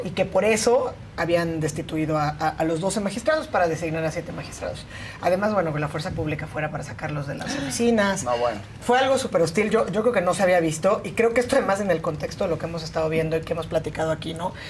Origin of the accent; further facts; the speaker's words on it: Oaxaca, Mexico; nací en Oaxaca